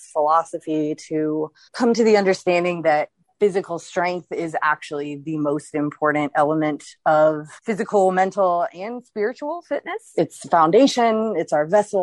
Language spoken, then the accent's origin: English; Baton Rouge, Louisiana, United States; moved away; I'm from Baton Rouge.